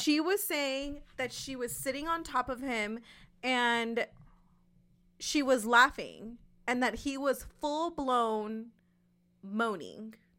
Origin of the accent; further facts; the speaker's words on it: West Coast of California, United States; I'm from the West Coast of California